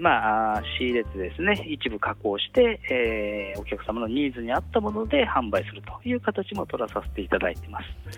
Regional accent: Tsuchiura, Ibaraki, Japan; 私も茨城県の土浦市というところの出身でございます。

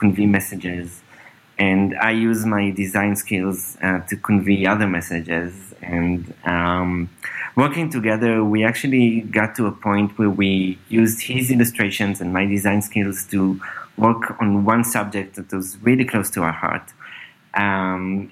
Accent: Northern District, Israel; also born or lived in Berlin / San Francisco; now in Tel Aviv, Israel; I grew up, in Israel, in the north part of Israel. I'm now in Tel Aviv for the last few years.

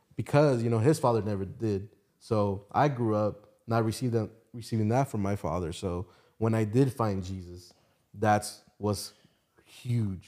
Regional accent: Hialeah, Florida, United States; moved away as an adult; now in Atlanta, United States; I was born, yeah, Hialeah Hospital

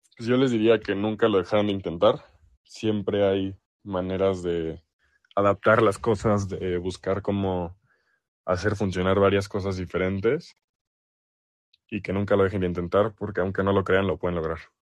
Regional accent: Mexico; accent: Mexican; also born or lived in El Salvador; mi familia es del Salvador, pero yo nací aquí en México, entonces aquí en México, por lo menos en el ambiente en el que crecí

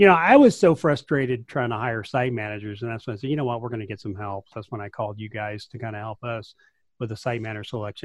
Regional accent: rural West Texas, United States; I'm from rural West Texas

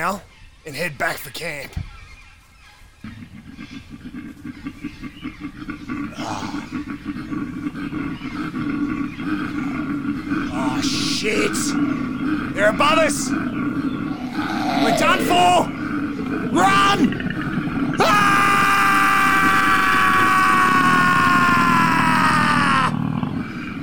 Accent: Australia; As an Aussie

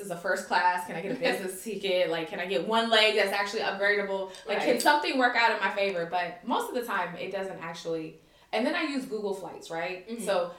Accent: United States; moved away as an adult; now in Kuwait; I'm American

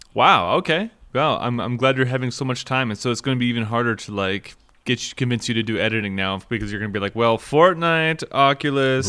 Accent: Minnesota, United States; I grew up in Minnesota

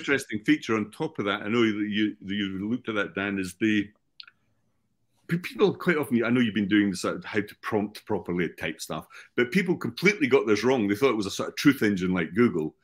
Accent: Scotland, United Kingdom; also born or lived in United States; I'm from Scotland

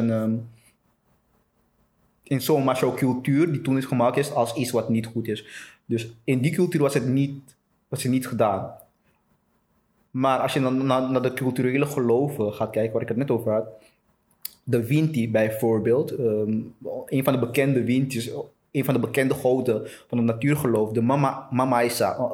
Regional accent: Amsterdam, North Holland, Netherlands; also born or lived in Suriname; now in Antwerp, Belgium; ik ben {S1} opgegroeid {S0} in, in Amsterdam. Ik woon inmiddels in, in Antwerpen. En, eh, ik ben zelf geboren in Suriname.

